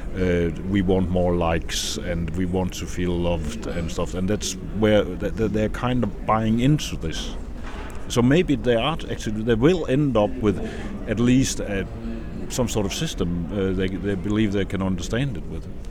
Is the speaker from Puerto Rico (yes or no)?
no; Denmark; my home country, Denmark